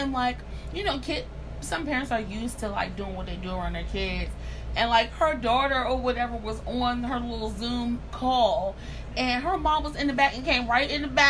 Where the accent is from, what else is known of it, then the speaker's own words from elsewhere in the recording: Montgomery County, Maryland, United States; I'm a Maryland girl. I grew up in Maryland in Montgomery County